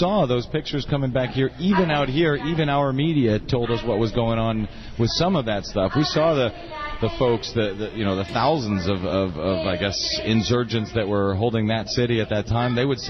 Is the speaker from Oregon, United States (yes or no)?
no; St. Louis, Missouri, United States; My home state. I'm from St. Louis.